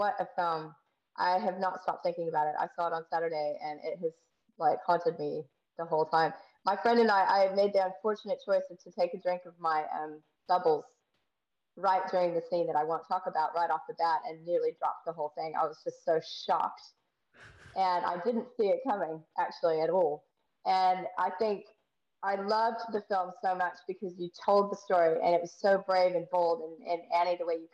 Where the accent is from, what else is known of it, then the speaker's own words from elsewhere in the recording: United States; And I am from the States.